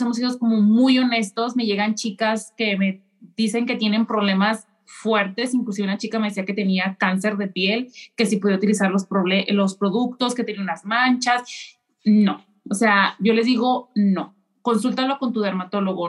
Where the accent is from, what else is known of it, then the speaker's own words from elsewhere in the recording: Mexico; now in Japan; soy mexicana, vivo en Japón